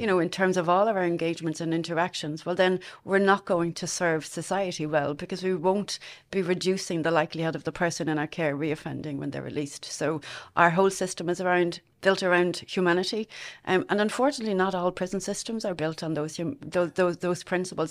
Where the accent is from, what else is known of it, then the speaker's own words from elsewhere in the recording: Dublin, Leinster, Ireland; moved away as an adult; now in Longford, Ireland; I'm originally from Castleknock in Dublin. Um, I spent most of my childhood there.